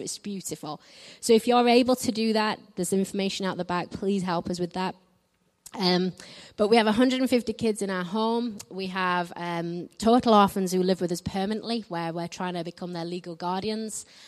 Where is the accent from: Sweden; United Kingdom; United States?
United Kingdom; north of England; I'm from England. I'm from the north of England, so I don't quite speak like the Queen.